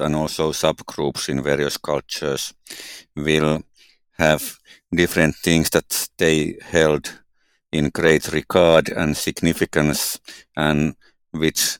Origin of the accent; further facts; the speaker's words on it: Finland; growing in Nigeria and growing up in Finland are quite different areas